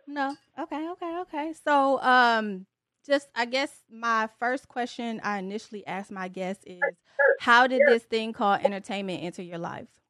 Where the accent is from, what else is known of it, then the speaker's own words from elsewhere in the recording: Detroit, Michigan, United States; That's where I was born as well